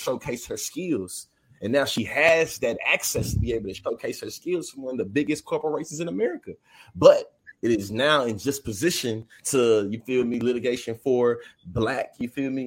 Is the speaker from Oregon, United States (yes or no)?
no; Kansas City, Missouri, United States; I'm born and raised in Kansas City